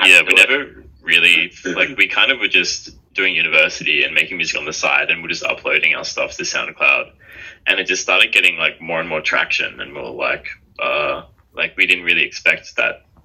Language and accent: English; Sydney, New South Wales, Australia; We're twins from Sydney, Australia